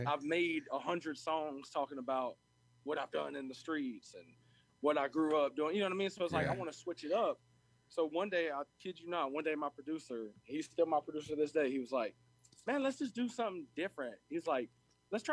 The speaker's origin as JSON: {"language": "English", "town": "Bryceville", "region": "Florida", "country": "United States", "tie": "born or raised there", "also_born_or_lived": "Jacksonville", "said": "I was born in Jacksonville, and I actually grew up in a little town about 30 minutes west of Jacksonville, called Briceville"}